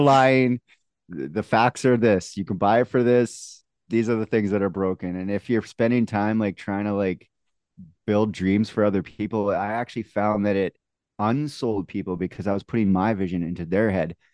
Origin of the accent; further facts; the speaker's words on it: Canada; accent: Canadian; also born or lived in Manitoba; my Canadian accent